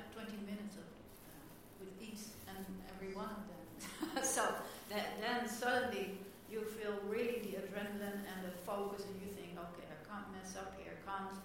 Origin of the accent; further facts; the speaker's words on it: Netherlands; I'm from Holland